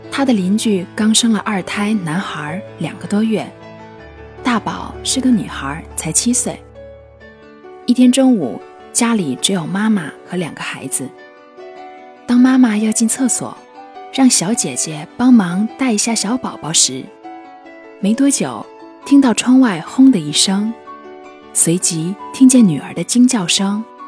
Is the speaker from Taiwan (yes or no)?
no; China; 捉弄孩子是我们中国人一个有着悠久传统